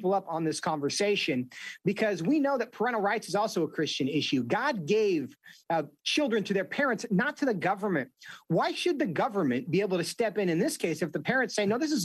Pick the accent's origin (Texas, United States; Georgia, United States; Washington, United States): Washington, United States; my home state of Washington State